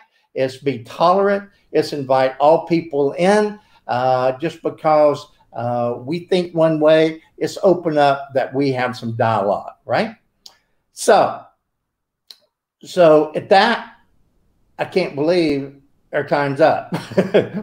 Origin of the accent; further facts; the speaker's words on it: United States; I'm an American